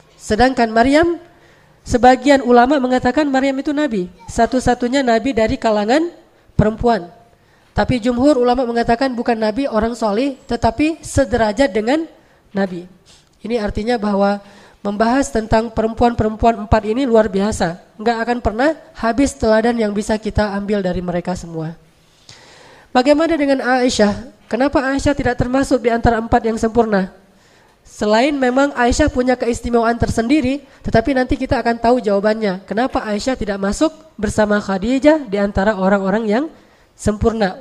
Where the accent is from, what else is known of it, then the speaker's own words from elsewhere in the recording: Aceh, Indonesia; moved away as an adult; also born or lived in Egypt; Saya sebagai orang Aceh, ibunda saya adalah Cut